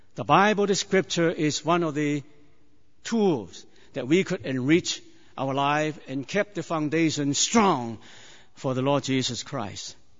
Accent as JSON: {"language": "English", "country": "China", "tie": "born or raised there", "moved": "yes", "said": "I was born in China many years ago"}